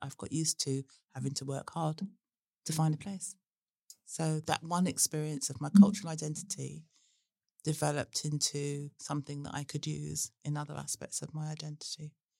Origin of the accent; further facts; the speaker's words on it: Worthing, South East England, United Kingdom; even as a child living in Worthing in Sussex, where nobody had ever heard my name before.